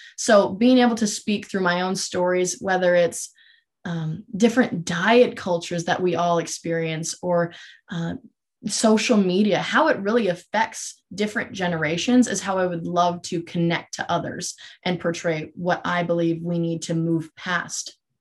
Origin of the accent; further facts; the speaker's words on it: Minot, North Dakota, United States; I'm originally from Minot, North Dakota, which is about three hours from Grand Forks, and that is where I grew up